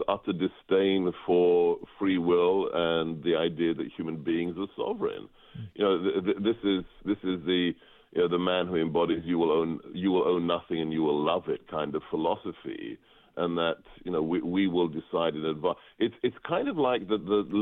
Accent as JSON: {"language": "English", "region": "England", "country": "United Kingdom", "tie": "born or raised there", "moved": "yes", "lives_now": "United States", "said": "I was born and educated in England, and I was in a debate club in high school"}